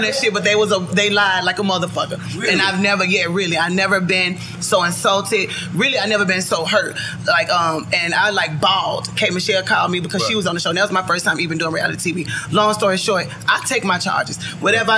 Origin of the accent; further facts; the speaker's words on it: Memphis, Tennessee, United States; I'm from Memphis